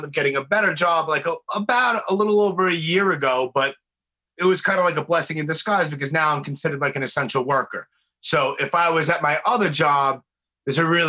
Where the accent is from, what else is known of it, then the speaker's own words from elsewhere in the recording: New York City, New York, United States; born and raised in the Northeast, born and raised in New York and Brooklyn